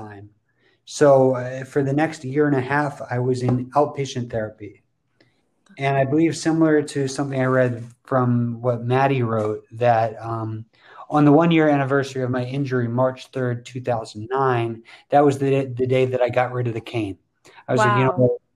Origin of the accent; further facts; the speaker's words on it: Princeton Junction, New Jersey, United States; I'm from Princeton Junction, New Jersey, near Mattie